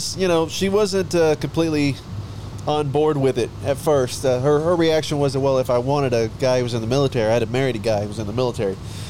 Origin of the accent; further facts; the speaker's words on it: Waxahachie, Texas, United States; I'm originally from Waxahachie, Texas, so just south of Dallas.